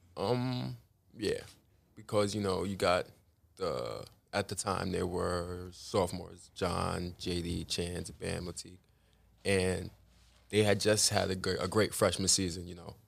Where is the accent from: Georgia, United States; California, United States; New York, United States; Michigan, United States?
New York, United States; New York City; I grew up in Larlton, Queens.